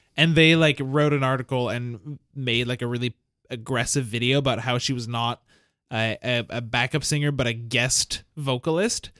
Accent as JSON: {"language": "English", "town": "Montreal", "region": "Quebec", "country": "Canada", "tie": "born or raised there", "said": "the house that I grew up in is in Verdun"}